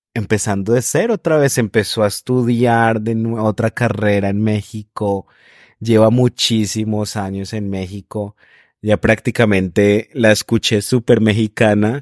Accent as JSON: {"language": "Spanish", "country": "Colombia", "said": "esas tradiciones que tenemos los colombianos"}